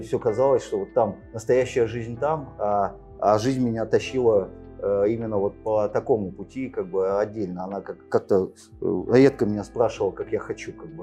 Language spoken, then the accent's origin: Russian; Angren, Tashkent Region, Uzbekistan; also born or lived in Siberia; Родился в Сибири. Э, в советское время родители переехали в Узбекистан. Вот, э, юность прожил там